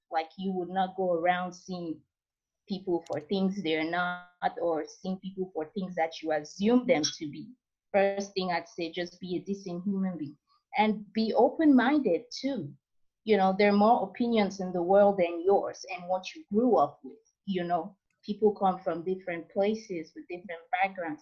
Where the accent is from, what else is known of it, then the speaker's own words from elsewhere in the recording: Cameroon; now in Oklahoma, United States; I'm from Cameroon, currently in Oklahoma